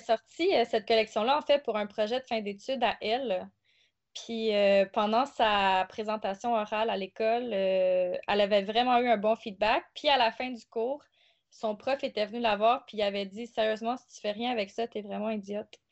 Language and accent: French; South Shore, Quebec, Canada; moved away as an adult; now in Montreal, Canada; Originairement, je suis de la rive sud